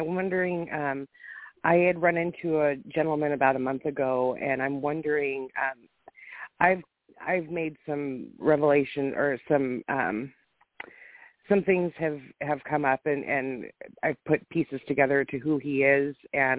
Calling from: Washington, United States; from Washington State.

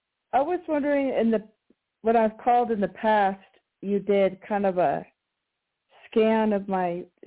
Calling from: Colorado, United States; calling from Colorado.

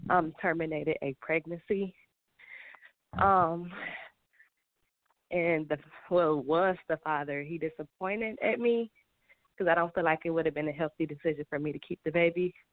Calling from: Michigan, United States

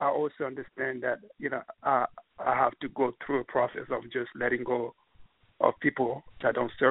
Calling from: New York, United States; from New York.

